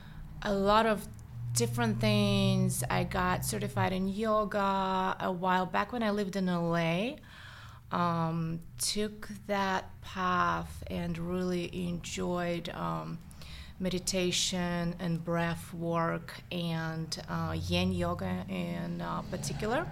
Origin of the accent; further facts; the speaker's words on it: Saint Petersburg, Russia; accent: Russian; English is a second language; also born or lived in Los Angeles, United States; now in United States; I am Russian, as you can hear, probably. The accent is still there. So I grew up in St. Petersburg